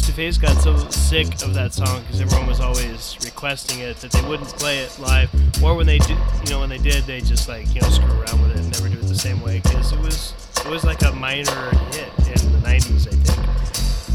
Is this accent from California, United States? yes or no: yes; Southern California, United States; I grew up in Southern California